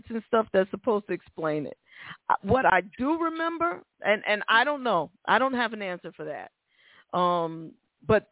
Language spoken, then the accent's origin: English; New York City, New York, United States; I'm from the Bronx